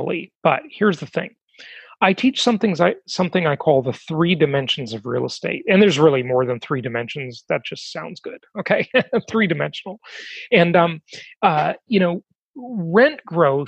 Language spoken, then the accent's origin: English; California, United States; moved away; California is my home state. I live there the vast majority of my life.